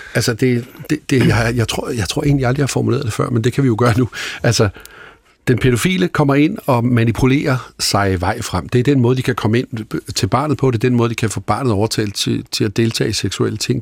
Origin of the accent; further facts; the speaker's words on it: Holbæk, Zealand, Denmark; der, hvor jeg voksede op i Holbæk